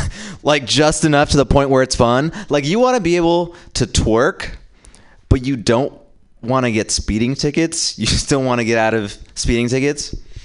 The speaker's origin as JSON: {"language": "English", "country": "India", "said": "And as an Indian man, it's tough because we are squarely in the middle of black people and white people."}